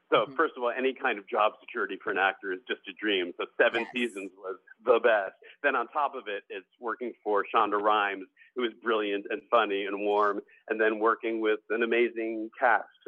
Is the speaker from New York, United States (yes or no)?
yes; New Rochelle, New York, United States; I grew up in New Rochelle, New York, in the suburbs